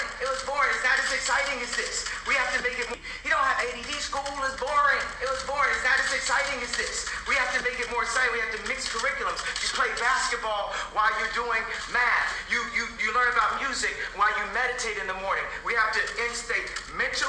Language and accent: English; Chicago, Illinois, United States; my hometown of Chicago